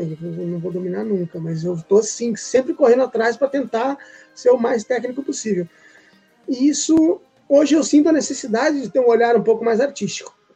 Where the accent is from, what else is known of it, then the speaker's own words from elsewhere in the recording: Presidente Prudente, São Paulo, Brazil; eu sou nascido em São Paulo, mas eu fui criado no interior, em Presidente Prudente